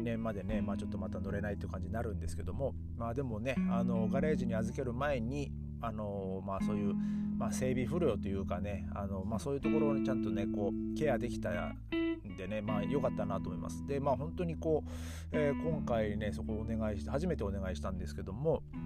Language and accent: Japanese; Japan; moved away as an adult; now in Berlin, Germany; いや日本人だよ